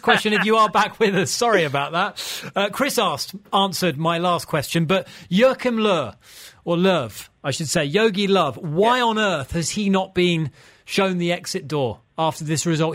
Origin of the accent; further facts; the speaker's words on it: England, United Kingdom; I'm English